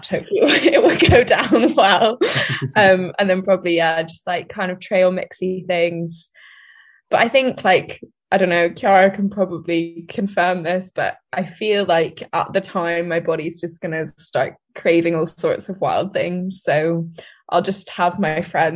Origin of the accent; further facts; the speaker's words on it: Bermuda; now in Edinburgh, United Kingdom; my home country is Bermuda